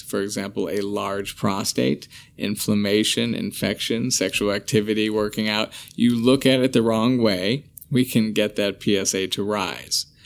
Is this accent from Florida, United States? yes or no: no; Chicago, Illinois, United States; I, uh, am born and bred in Chicago. Always planned on leaving, but I think I'm stuck here